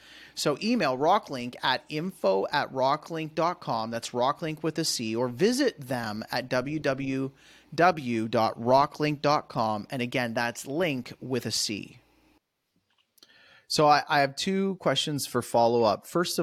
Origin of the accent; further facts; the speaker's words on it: Canada; now in United States; as a Canadian